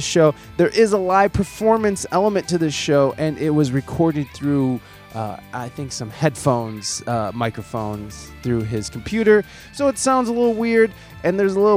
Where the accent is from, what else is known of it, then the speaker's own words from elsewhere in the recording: United States; I'm just some dipshit American